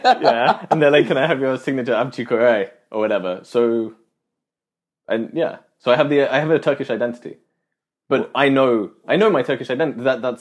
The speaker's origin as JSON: {"language": "English", "country": "United Kingdom", "said": "I am British, but don't associate with it"}